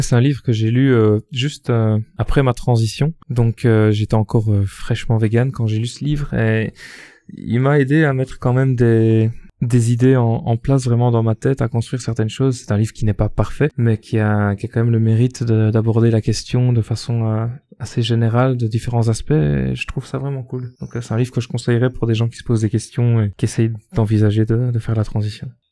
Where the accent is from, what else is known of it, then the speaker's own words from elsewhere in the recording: Belgium; accent: Belgian; je suis belge